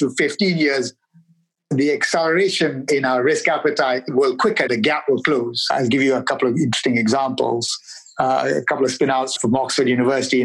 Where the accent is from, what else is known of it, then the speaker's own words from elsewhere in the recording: Malaysia; now in United Kingdom; Where I grew up in Malaysia